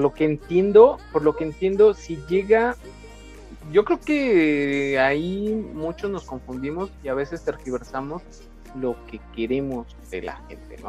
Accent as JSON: {"language": "Spanish", "country": "Mexico", "said": "como mexicanos"}